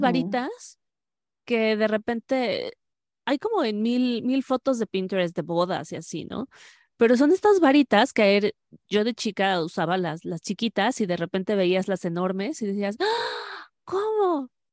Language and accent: Spanish; Mexico; lo maravilloso de México es que aquí decimos